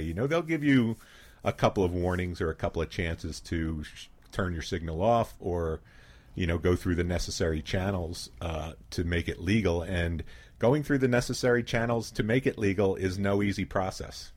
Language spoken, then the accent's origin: English; Philadelphia, Pennsylvania, United States; moved away as an adult; now in Ketchum, United States; I grew up in Philadelphia